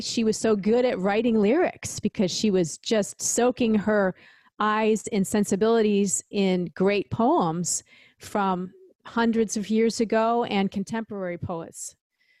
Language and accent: English; Syracuse, New York, United States; my hometown, Syracuse, New York, Syracuse, Ithaca area.